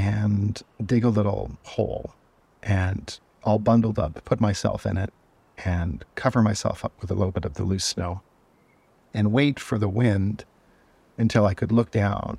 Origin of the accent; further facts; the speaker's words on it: Canada; growing up in Canada